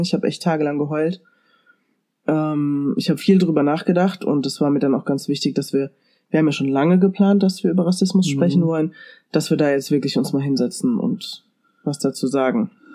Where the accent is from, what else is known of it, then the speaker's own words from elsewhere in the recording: Germany; bei uns in Deutschland